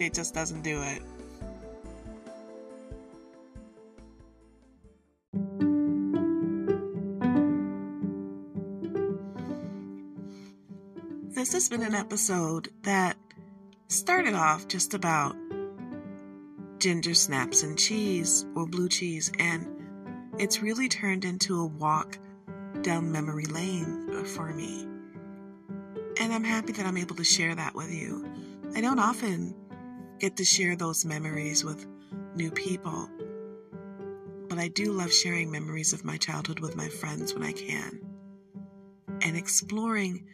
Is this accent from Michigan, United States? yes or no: yes; Michigan, United States; we're from Michigan